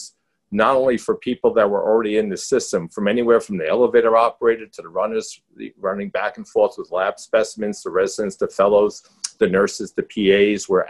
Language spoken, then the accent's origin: English; New York, United States; accent: New York; I'm from New York